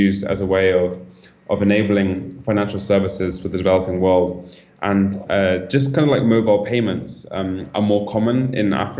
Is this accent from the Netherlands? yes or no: no; Bristol, South West England, United Kingdom; moved away as an adult; also born or lived in London; now in Berlin, Germany; I grew up in Bristol in the UK